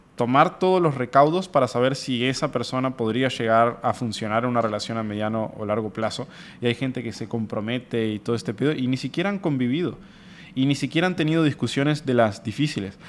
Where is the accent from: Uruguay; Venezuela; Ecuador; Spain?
Uruguay; San José de Mayo, San José; moved away as an adult; also born or lived in Montevideo, Uruguay; now in Monterrey, Mexico; yo soy, por ejemplo, de San José, una ciudad de 50 mil habitantes